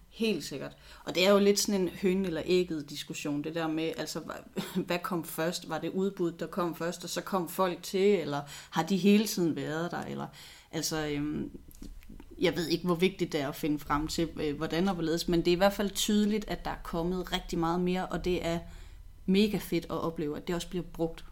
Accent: Odense, Southern Denmark, Denmark; jeg er født og opvokset i Odense

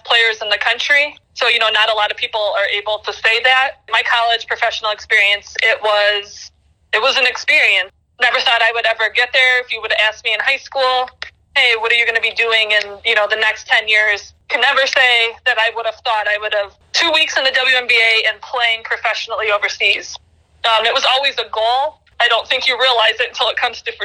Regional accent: Chicago, Illinois, United States; I grew up in Illinois. Of course, I'm a Chicago kid.

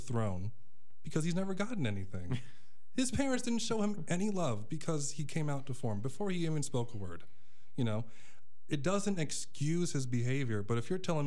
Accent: Orlando, Florida, United States; moved away as an adult; also born or lived in Minneapolis, Minnesota / Chicago, Illinois; growing up in Orlando

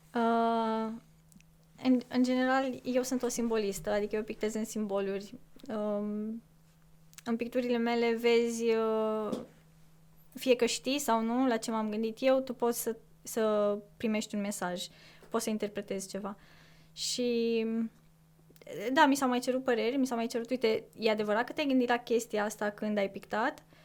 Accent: Corbii Mari, Dâmbovița County, Romania; moved away; din Corbi Mare, de unde sunt eu

